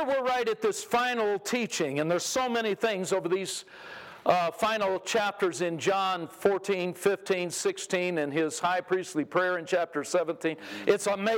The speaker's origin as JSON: {"language": "English", "region": "California", "country": "United States", "tie": "born or raised there", "moved": "yes", "lives_now": "Texas, United States", "said": "I moved to Texas a long time ago. I grew up in California"}